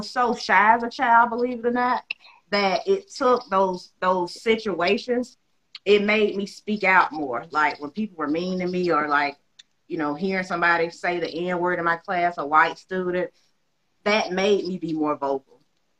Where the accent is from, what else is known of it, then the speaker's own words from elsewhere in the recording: the South, United States; I grew up in the South, Jemele